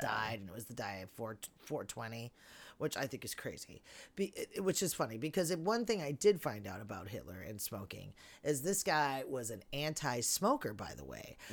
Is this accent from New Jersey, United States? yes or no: no; Chicago, Illinois, United States; My hometown